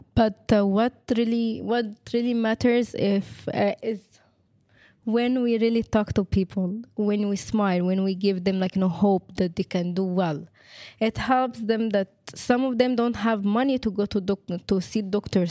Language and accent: English; Egypt; now in Lebanon; I'm from Egypt.